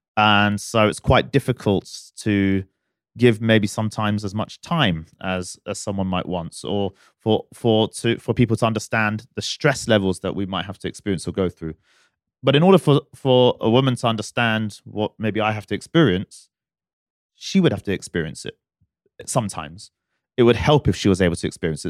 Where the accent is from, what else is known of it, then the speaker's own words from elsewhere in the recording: United Kingdom; now in Dubai, United Arab Emirates; I'm a, I'm a British boy at heart